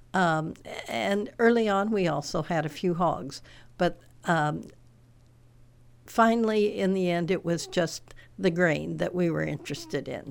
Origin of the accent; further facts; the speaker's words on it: Cameron, Illinois, United States; also born or lived in Galesburg, Illinois / Ames, Iowa / Monmouth, Illinois; was born and raised in Warren County. Um, uh, in near Cameron and went to Galesburg to high school.